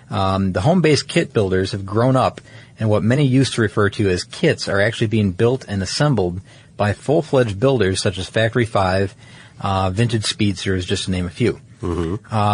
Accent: California, United States; and here in my home state of California, it's registered as a special construction vehicle.

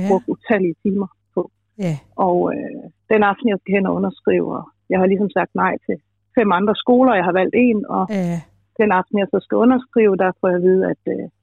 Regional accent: Aarhus, Central Denmark Region, Denmark; moved away; also born or lived in Copenhagen; Jeg kommer fra Aarhus

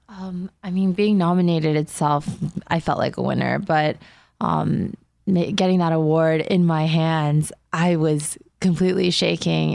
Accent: Diamond Bar, California, United States; moved away; also born or lived in South Korea; I grew up in Diamond Bar

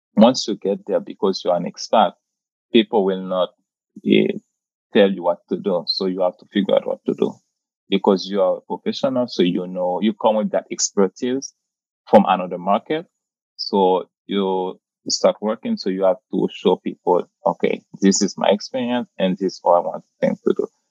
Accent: Port-au-Prince, Haiti; moved away as an adult; also born or lived in Papua New Guinea; now in New York, United States; So I came from the Caribbean. So you just mentioned that I born and raised in Puerto au Haiti

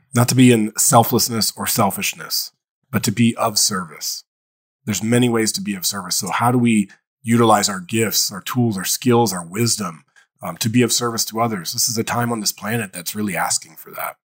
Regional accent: Dayton, Ohio, United States; i grew up in Dayton, Ohio

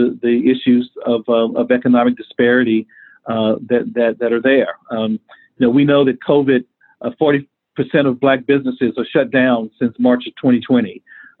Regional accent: Dallas, Texas, United States; moved away as an adult; also born or lived in Atlanta; the community in which I grew up in Dallas, Texas

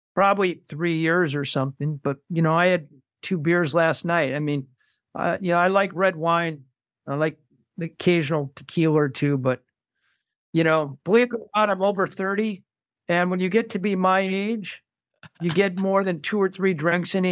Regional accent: Saint Paul, Minnesota, United States; I grew up in Saint Paul, Minnesota

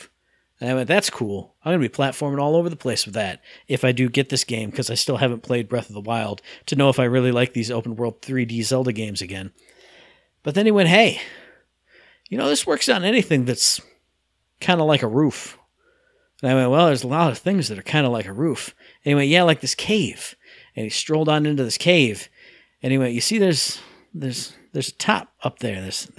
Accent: United States; I'm American. I don't think about

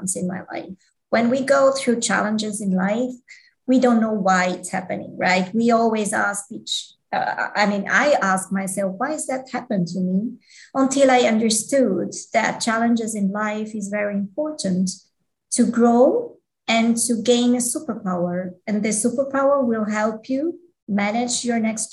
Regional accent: Switzerland; I was born in Switzerland and I was grow up here

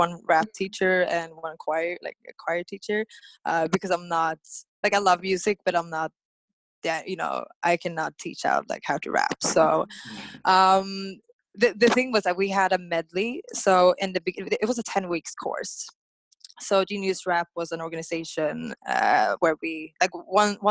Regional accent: Stockholm, Stockholm County, Sweden; moved away as an adult; I'm born and raised in Stockholm, Sweden

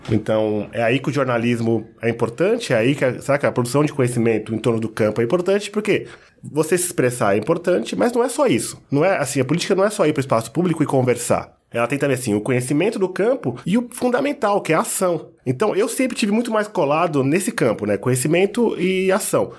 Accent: Osasco, São Paulo, Brazil; Eu cresci na favela em Osasco.

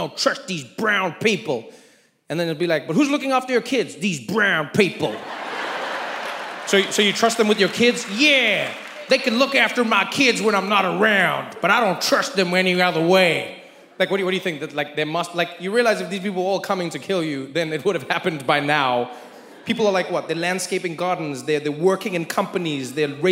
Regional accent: South Africa; now in United States; as a South African

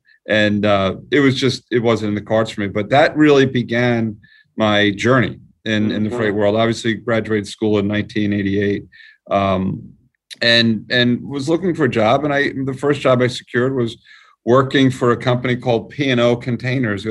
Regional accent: New York, United States; accent: New York; my New York accent

